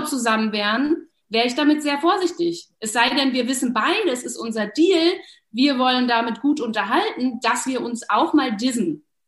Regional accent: Berlin, Germany; ich komme aus Berlin

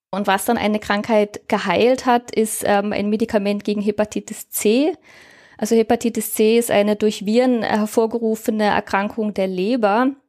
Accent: Germany; now in Austria; Also ich lebe seit mittlerweile über zehn Jahren in Österreich. Ich komme ursprünglich aus Deutschland, wie man eventuell an meinem Dialekt erkennen kann. Auch wenn äh, die Deutschen alle glauben, ich bin aus Österreich.

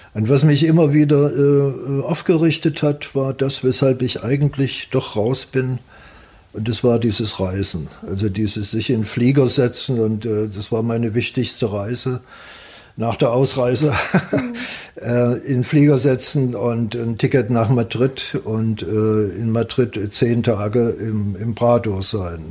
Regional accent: Leipzig, Saxony, Germany; moved away; wenn ich in Leipzig bin, äh, das hat mich geprägt äh, bis heute. Wenn, dann ist das Heimat.

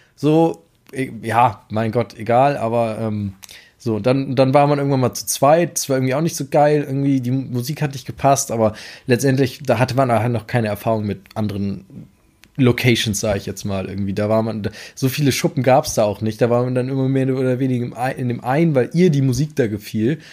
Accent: Amelinghausen, Lower Saxony, Germany; bin hier im Westen aufgewachsen, sage ich jetzt mal. Den, wie gesagt, Amlinghausen, Lüneburger Heide

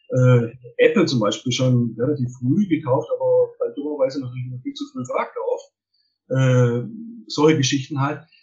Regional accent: Baden-Württemberg, Germany; also ich bin ja ein Schwabe, wie man wahrscheinlich aushört.

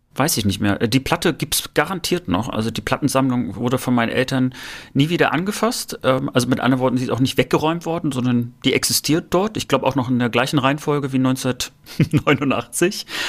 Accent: Rostock, Mecklenburg-Vorpommern, Germany; bei uns in Rostock waren auch dänische Sender auch zu hören

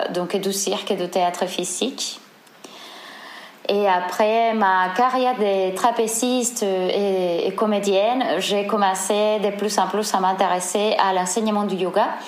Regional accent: Seville, Andalusia, Spain; French is a second language; moved away as an adult; now in Marseille, France; mon accent, je suis espagnole, je viens de Séville. Euh, je suis arrivée en France en 2013. Euh, je vis à Marseille actuellement depuis 2013.

